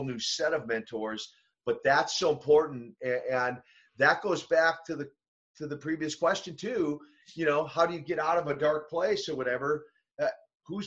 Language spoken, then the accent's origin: English; Minnesota, United States; I'm from Minnesota, and so I didn't grow up in Russia